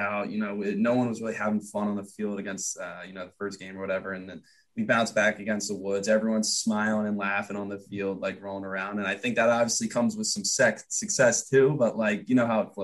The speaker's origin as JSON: {"language": "English", "town": "Annapolis", "region": "Maryland", "country": "United States", "tie": "born or raised there", "said": "I'm Annapolis"}